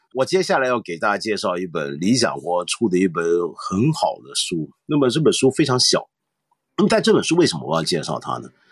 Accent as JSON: {"language": "Chinese", "country": "Taiwan", "tie": "born or raised there", "moved": "yes", "lives_now": "Hong Kong", "said": "我在台湾长大"}